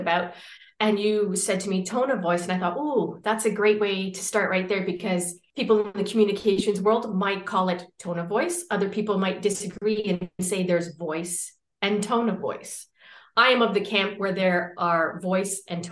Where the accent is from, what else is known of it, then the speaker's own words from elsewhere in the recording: Canada; moved away as an adult; now in Valencia, Spain; I'm Canadian, but I'm currently living in what I think is probably the most popular city on earth right now.